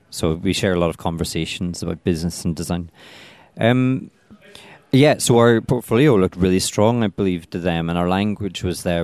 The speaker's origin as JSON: {"language": "English", "town": "Belfast", "region": "Northern Ireland", "country": "United Kingdom", "also_born_or_lived": "Dundee", "moved": "as an adult", "lives_now": "London, United Kingdom", "said": "I come from Belfast"}